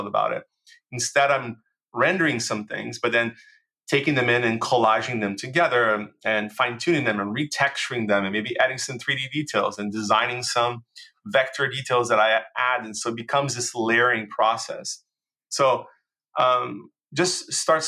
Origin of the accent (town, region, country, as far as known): Brazil; English is a second language; moved away; also born or lived in United States